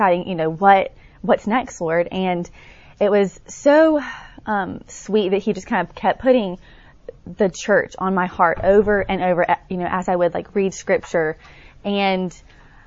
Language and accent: English; Tuscaloosa, Alabama, United States; I grew up in Tuscaloosa, Alabama, so not too far from here